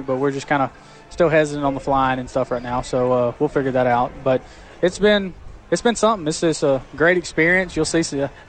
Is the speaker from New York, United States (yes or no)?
no; Pelham, Alabama, United States; moved away; Right outside of Birmingham, Pelham.